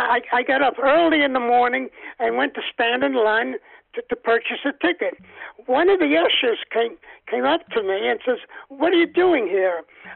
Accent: New Jersey, United States; Yes. They used to have these cards that they used to give up with bubble gum.

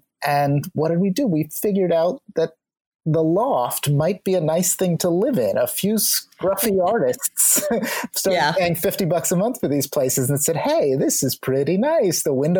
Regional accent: New York City, New York, United States; we as New Yorkers

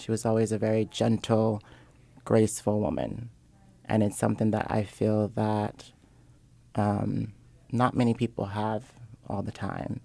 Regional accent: Seattle, Washington, United States; I'm originally from Seattle, Washington

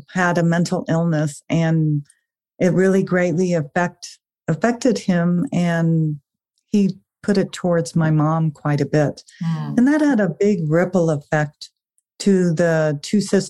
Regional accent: South Africa; I was actually born in South Africa

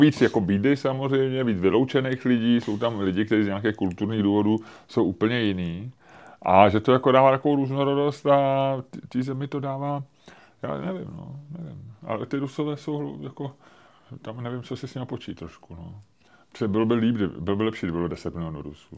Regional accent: Czechia; jako jsme my Češi

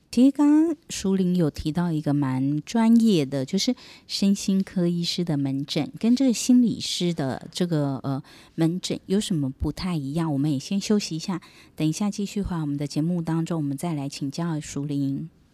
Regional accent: Taiwan; 我们台湾

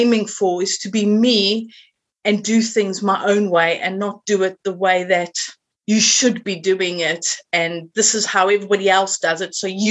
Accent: South Africa; accent: South African; moved away as an adult; now in Suffolk, United Kingdom; my accent is originally from South Africa. And I've been living here for 22 years, and I've never been able to lose the accent.

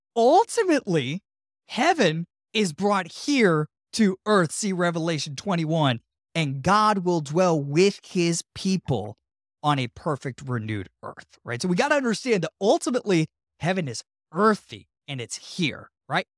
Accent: Tampa, Florida, United States; my hometown of Tampa

